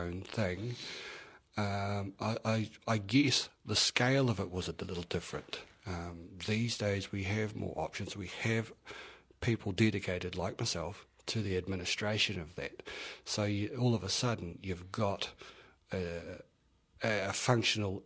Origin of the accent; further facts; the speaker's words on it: Kaikoura, Canterbury, New Zealand; I'm from Kaikoura